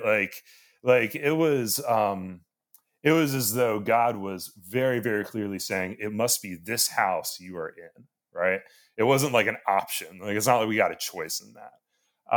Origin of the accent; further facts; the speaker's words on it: Annapolis, Maryland, United States; I'm from Annapolis